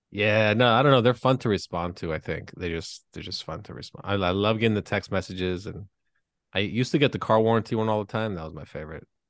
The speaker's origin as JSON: {"language": "English", "country": "Canada", "moved": "yes", "lives_now": "United States", "said": "I'm not an American citizen. I am from the land where they built the Blackberry"}